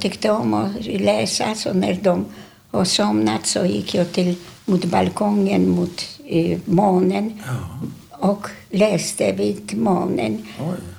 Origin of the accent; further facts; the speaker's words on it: Warsaw, Masovian Voivodeship, Poland; Swedish is a second language; moved away as an adult; now in Sweden; vi bodde, vi föddes på Ulica Miła